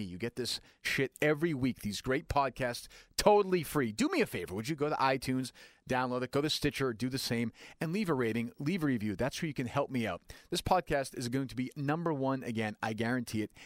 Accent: Winchester, Massachusetts, United States; I grew up in Winchester

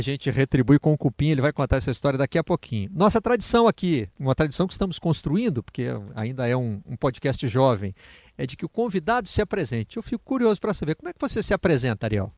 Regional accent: Zona da Mata, Minas Gerais, Brazil; accent: mineirês; lá na Zona da Mata, onde a gente fala um mineirês que não é carregado no R

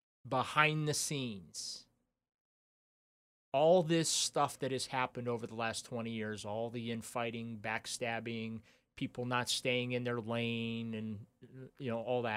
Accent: New Orleans, Louisiana, United States; I was born in New Orleans

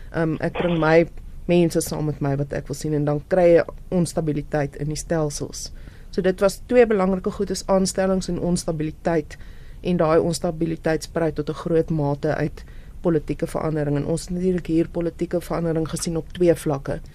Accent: South Africa; ons as Suid-Afrikaners

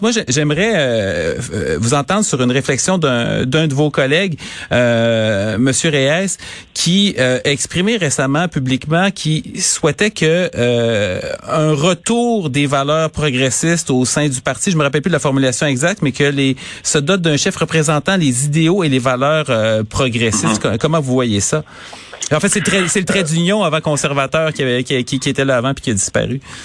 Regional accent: Quebec City, Quebec, Canada; je viens de Charlebourg, j'ai grandi à Charlebourg, ah j'ai passé 30 ans de ma vie là

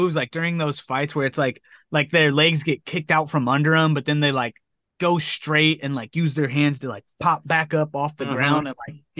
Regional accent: United States

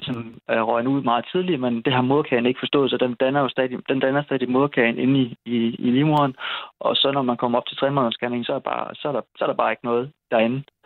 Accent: Odense, Southern Denmark, Denmark; moved away as an adult; also born or lived in Aarhus / Esbjerg; now in Kolding, Denmark; jeg var fra Odense

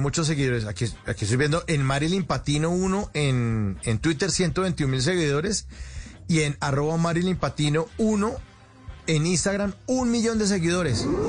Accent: Colombia

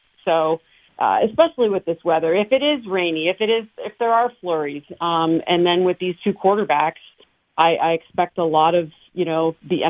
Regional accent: Canada; No, I'm originally from Canada, but I grew up in snowbanks, so that's much easier for me.

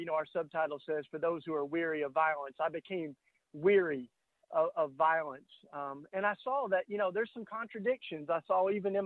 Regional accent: Tennessee, United States; I grew up in Tennessee

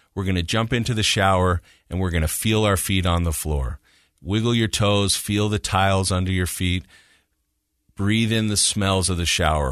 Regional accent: Utah, United States; moved away as an adult; also born or lived in Kansas; I'm from Utah, so I've lived here most of my life, but I had lived away for a while, and I came back in two thousand and three

